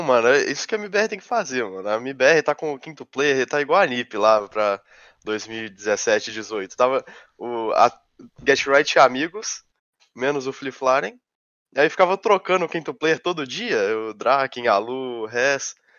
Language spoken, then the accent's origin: Portuguese; Brazil; eu sou brasileiro